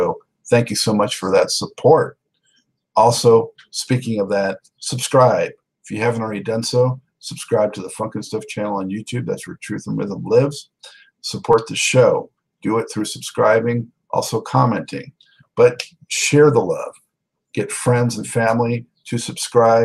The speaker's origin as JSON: {"language": "English", "town": "Santa Monica", "region": "California", "country": "United States", "tie": "born or raised there", "also_born_or_lived": "Los Angeles", "said": "growing up in Santa Monica, California"}